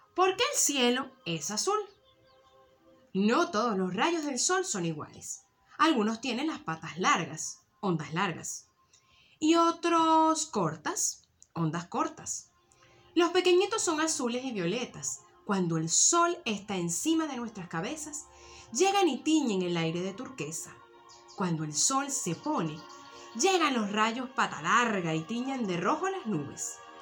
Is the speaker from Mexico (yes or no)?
no; Venezuela; now in Tenerife, Spain; los venezolanos realmente en este momento preciso estamos añorando volver a pegar ese grito de libertad, especialmente los que estamos en, en la amplia diáspora